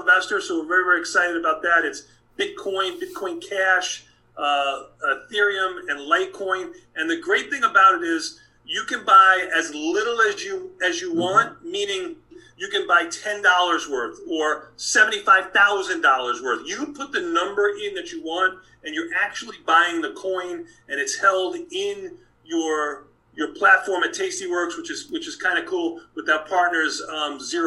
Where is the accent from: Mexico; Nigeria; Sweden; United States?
United States; New York City, New York; now in Chicago, United States; I was born and raised in Brooklyn